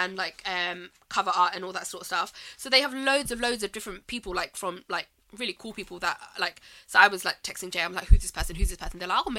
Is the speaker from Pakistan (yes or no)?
yes; Pakistan; But it's not just that about specifically being Pakistani.